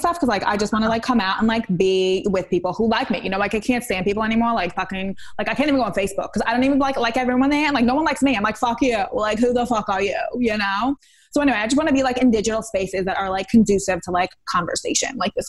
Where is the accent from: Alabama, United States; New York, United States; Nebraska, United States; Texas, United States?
New York, United States; Queens; I know I'm from Queens and all this stuff, but I've been taking a feminist self-directed reading course.